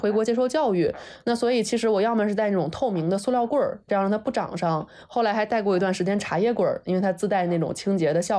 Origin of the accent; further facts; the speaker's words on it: Peru; 所以那个时候，因为我是小的时候在秘鲁嘛，然后当时就是大家都会说，哎，这个怎么小女孩儿没有打耳洞呢？